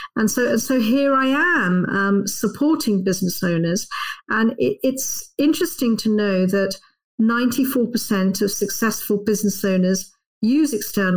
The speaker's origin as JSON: {"language": "English", "region": "London", "country": "United Kingdom", "tie": "born or raised there", "said": "That's right. Yes, I'm a Londoner."}